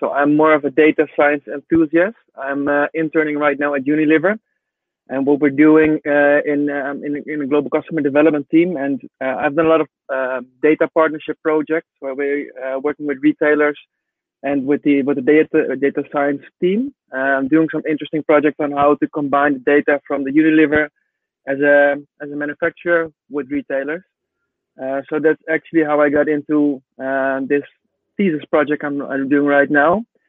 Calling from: Amsterdam, North Holland, Netherlands; I'm based in Amsterdam, Netherlands.

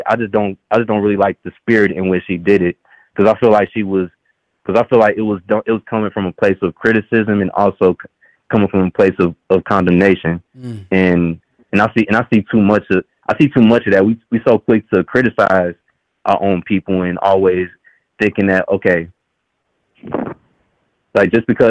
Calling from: Dallas, Texas, United States; I'm calling from Dallas, Texas.

